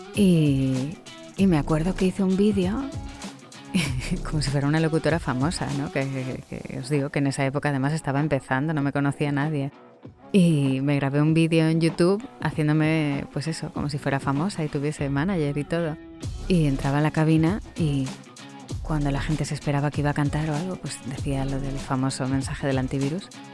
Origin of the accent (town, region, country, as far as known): Spain; accent: Spanish from Spain